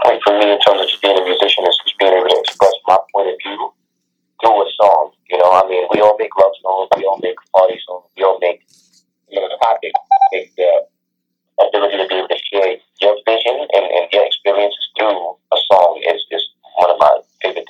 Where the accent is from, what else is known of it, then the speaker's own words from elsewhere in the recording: Brooklyn, New York, United States; Well, I'm from Brooklyn, New York. I'm in Brooklyn, New York.